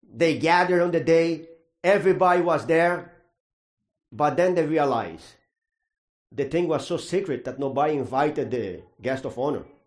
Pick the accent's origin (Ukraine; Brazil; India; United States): Brazil; moved away; I grew up in Brazil, that's a Catholic country